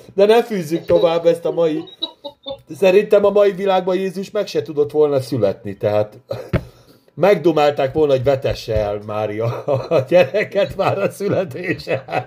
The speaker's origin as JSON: {"language": "Hungarian", "country": "Hungary", "said": "mi magyarok vagyunk"}